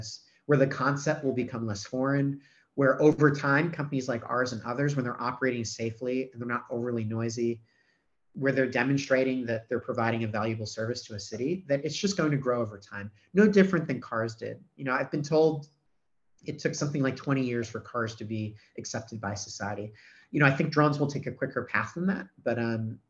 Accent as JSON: {"language": "English", "town": "New York City", "region": "New York", "country": "United States", "tie": "born or raised there", "moved": "yes", "lives_now": "Australia", "said": "I was born in New York City"}